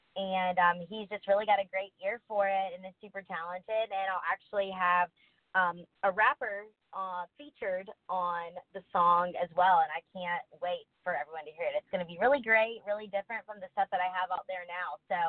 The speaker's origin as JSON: {"language": "English", "region": "South Carolina", "country": "United States", "moved": "as an adult", "lives_now": "Nashville, United States", "said": "So I'm originally from South Carolina, and I grew up coming here a lot doing various different music projects."}